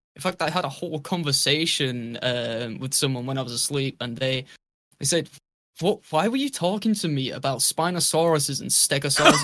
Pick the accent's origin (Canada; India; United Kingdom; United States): United Kingdom